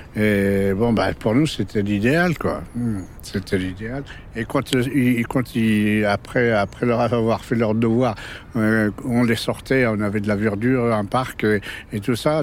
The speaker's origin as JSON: {"language": "French", "town": "Maisons-Alfort", "region": "Île-de-France", "country": "France", "tie": "born or raised there", "also_born_or_lived": "Kabylie, Algeria", "said": "j'ai grandi à Maison-Alfort"}